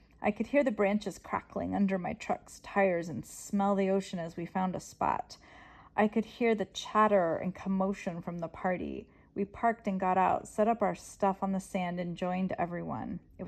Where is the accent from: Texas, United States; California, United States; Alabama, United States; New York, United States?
California, United States; I grew up in California.